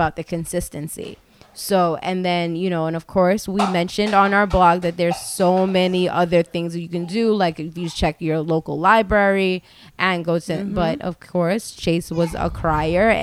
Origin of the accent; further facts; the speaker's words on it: Long Island, New York, United States; I grew up on Long Island